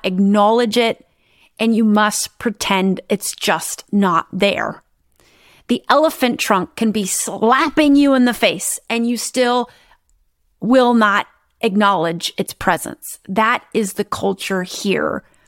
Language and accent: English; Midwest, United States; I grew up in the Midwest in the United States